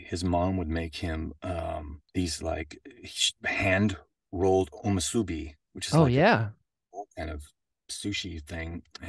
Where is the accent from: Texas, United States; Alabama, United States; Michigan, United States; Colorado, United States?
Colorado, United States; Boulder; also born or lived in Denver; We moved to, I was born in Denver, but then we moved to Boulder because he had a job with Pacific Bell